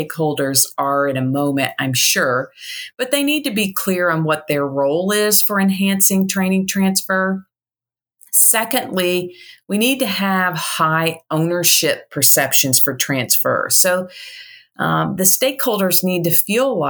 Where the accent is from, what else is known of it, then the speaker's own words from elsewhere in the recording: Indiana, United States; now in Chattanooga, United States; I'm originally from Indiana